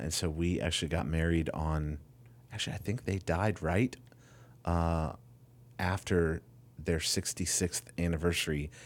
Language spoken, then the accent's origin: English; Winona Lake, Indiana, United States; moved away as an adult; now in Ohio, United States; I grew up in Winona Lake, Indiana